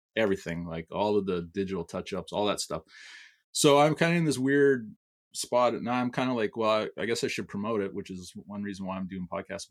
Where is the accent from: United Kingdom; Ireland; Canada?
Canada; I'm Canadian